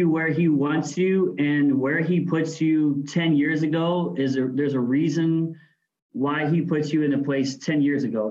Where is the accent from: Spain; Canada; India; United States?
United States; Missouri; moved away as an adult; also born or lived in Wisconsin; now in Guam; I grew up in Missouri in the Midwest